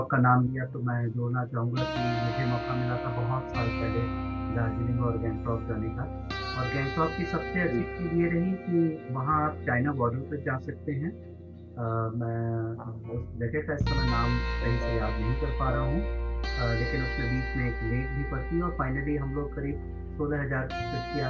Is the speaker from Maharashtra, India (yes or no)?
no; Varanasi, Uttar Pradesh, India; जब हमने बताया कि हम वाराणसी से हैं